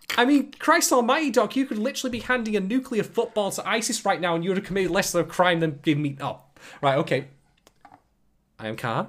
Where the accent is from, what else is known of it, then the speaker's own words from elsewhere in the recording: United Kingdom; I'm a, I'm a British guy myself